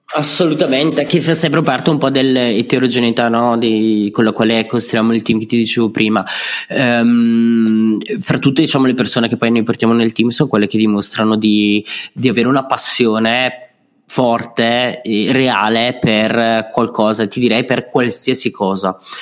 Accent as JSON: {"language": "Italian", "town": "Brescia", "region": "Lombardy", "country": "Italy", "said": "sono bresciano"}